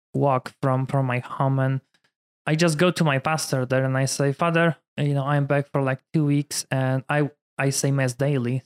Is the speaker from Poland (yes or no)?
yes; Poland; English is a second language; moved away as an adult; also born or lived in Michigan, United States; now in Denver, United States; I was born in Poland, different culture.